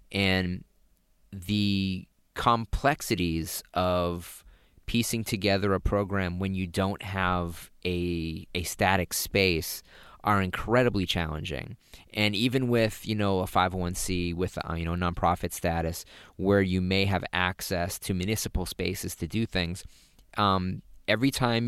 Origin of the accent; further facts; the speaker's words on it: Massachusetts, United States; accent: Massachusetts; I suppress my Massachusetts accent as much as possible, too.